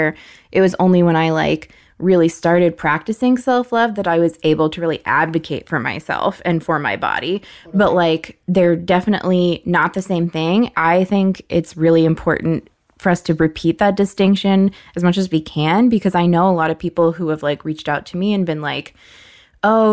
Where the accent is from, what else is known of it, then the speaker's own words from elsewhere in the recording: United States; as an American